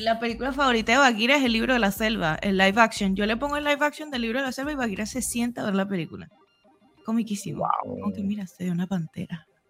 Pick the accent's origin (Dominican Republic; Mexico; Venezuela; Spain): Venezuela; now in Argentina; somos venezolanos todos